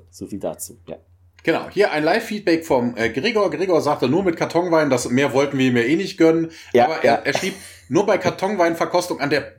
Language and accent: German; Bonn, North Rhine-Westphalia, Germany; Ich komme ja aus Bonn, da wird das ja